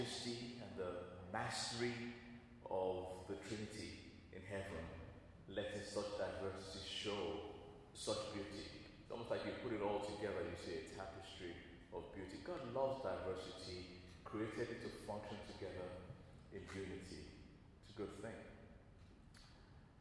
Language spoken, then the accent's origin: English; Nigeria; now in England; I grew up my early years there in Nigeria